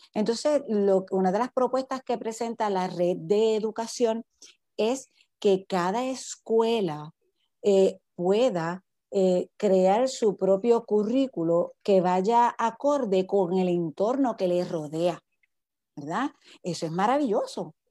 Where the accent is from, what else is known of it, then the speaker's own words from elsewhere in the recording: Guayanilla, Puerto Rico; yo soy candidata para la legislatura municipal de nuestro pueblo. Eh, estoy aquí para, para, para, trabajar por mi pueblo